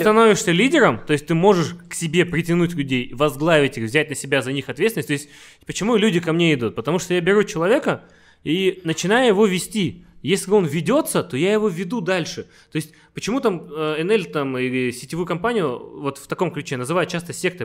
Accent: Karaganda, Karaganda Region, Kazakhstan; moved away; also born or lived in Astana / Los Angeles; я из Караганды, ага. из маленького города

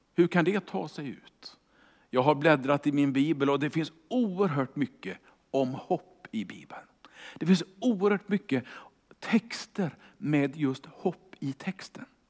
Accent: Kungälv, Västra Götaland, Sweden; Jag är ju uppvuxen i Kungälv utanför Göteborg

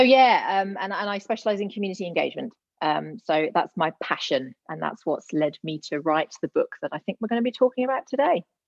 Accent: Gloucester, South West England, United Kingdom; moved away as an adult; also born or lived in Leeds, United Kingdom / London, United Kingdom; now in Adelaide, Australia; I'm originally from the UK, born and bred Gloucester girl.

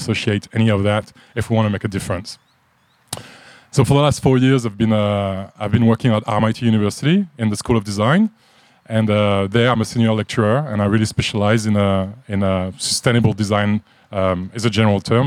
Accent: France; moved away as an adult; also born or lived in Japan / Middle East / United States; now in Australia; If you picked up on an accent, I'm from France. I've been living in Australia for about 19 years now

